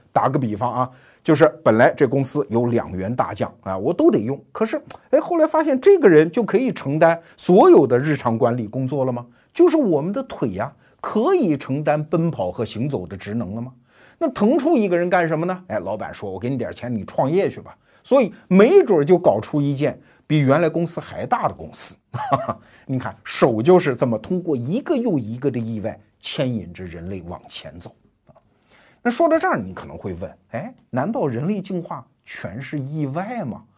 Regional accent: China; 我们中国人不大爱听，因为我们都是考试出来的嘛

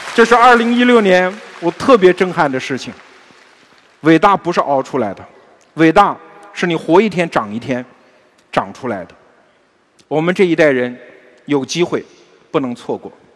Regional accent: China; 我们中国人是特别崇尚长寿的民族

